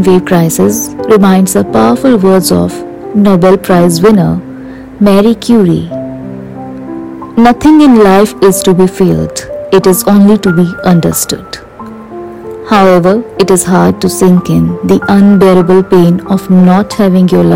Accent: India; Being in my home country

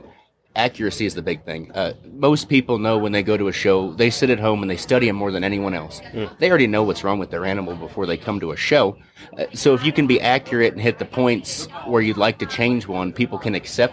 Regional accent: Torrington, Wyoming, United States; I'm originally from Torrington, Wyoming, where my family owns and operates M. Lazy Heart Ranch

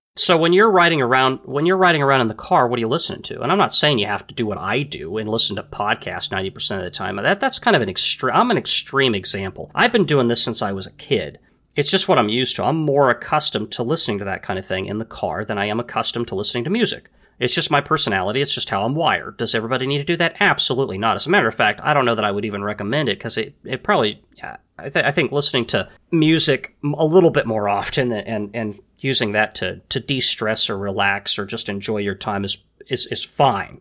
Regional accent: United States; I was born in the United States

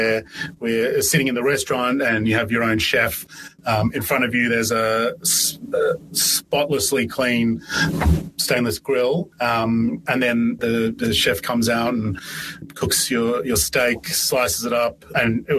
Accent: Ireland; now in Melbourne, Australia; I was born in Ireland and got a job at a pub in Ireland when I was 13

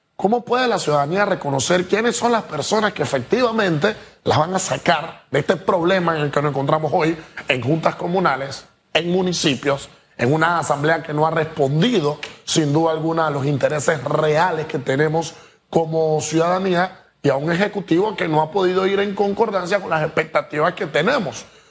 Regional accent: Panama; como ciudadanos e individuos, como panameños

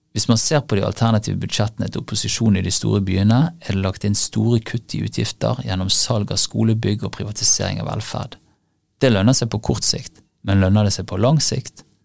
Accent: Bergen, Vestland, Norway; I min hjemby Bergen

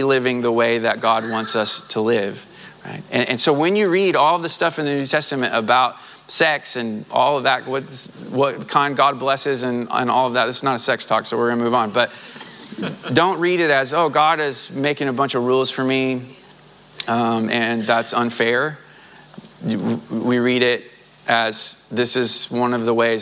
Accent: Southwest Missouri, United States; I grew up in Southwest Missouri

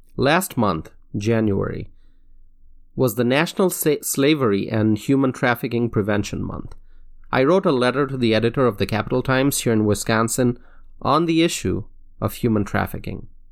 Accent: Dhaka, Dhaka Division, Bangladesh; now in United States; I grew up in Dhaka, Bangladesh

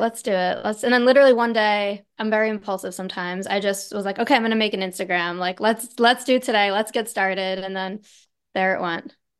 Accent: Long Island, New York, United States; now in Manhattan, New York, United States; I grew up in Long Island

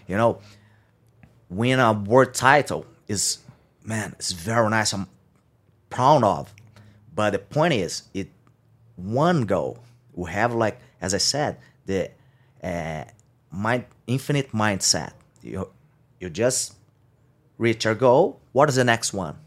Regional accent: São Carlos, São Paulo, Brazil; I just grew up, uh, grew up in, uh, San Carlos. That's my hometown. It's two hours and a half from São Paulo by car

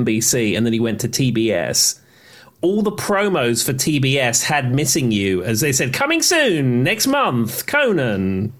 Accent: London, United Kingdom; moved away as an adult; now in United States; growing up in England, certainly growing up in London, you meet a lot of Australians

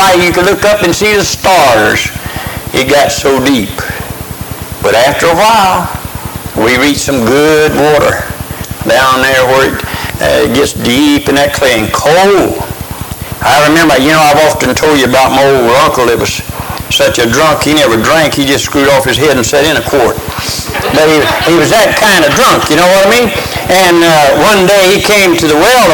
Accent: Crestview, Florida, United States; I was born and raised up in West Florida, up in the Panhandle, up around Crestview, Florida

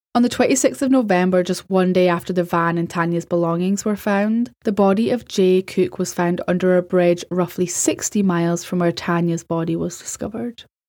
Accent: Scotland, United Kingdom; As a European, as a Scottish person

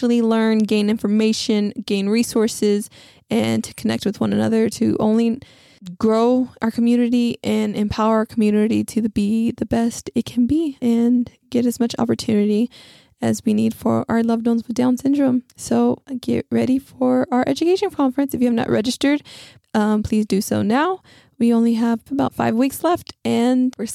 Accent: West Texas, United States; now in San Antonio, United States; my hometown is in West Texas

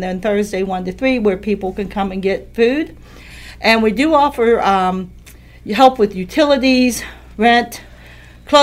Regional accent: Sharon, Pennsylvania, United States; now in Butler, United States; My hometown's Sharon, PA

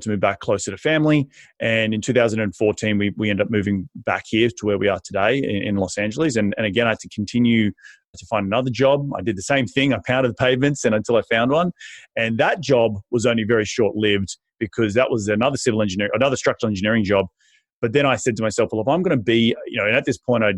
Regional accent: Australia; moved away as an adult; now in United States; I'm originally from Aussie and moved up to the United States in 2012

